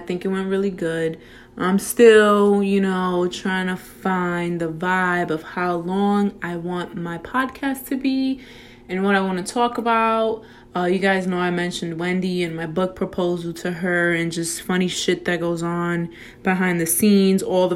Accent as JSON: {"language": "English", "region": "New York", "country": "United States", "said": "this New York girl"}